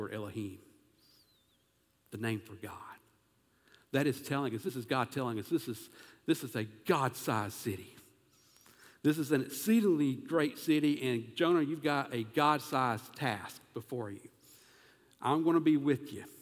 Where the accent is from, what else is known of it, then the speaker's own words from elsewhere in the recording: South Carolina, United States; accent: southern; I'm from South Carolina, but apparently I've got a dialect.